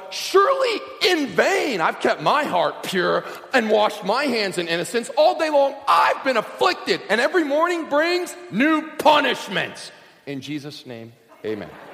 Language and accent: English; Kentucky, United States; I grew up in Kentucky, surrounded on three sides by crop fields.